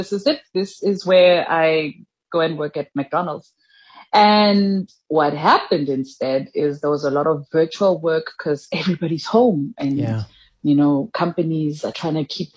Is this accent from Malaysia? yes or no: no; South Africa; also born or lived in Mahikeng, North West / Thaba Nchu, Free State; So I grew up between Mafikeng and Tabantu, which were part of the Botswana homeland. That's where I grew up until it became Northwest and Free State.